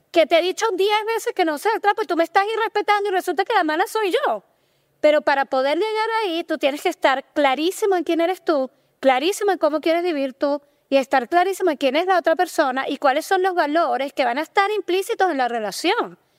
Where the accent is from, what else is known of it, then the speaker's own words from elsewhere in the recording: Venezuela; nosotros somos venezolanos en Venezuela la cultura está muy marcada por lo religioso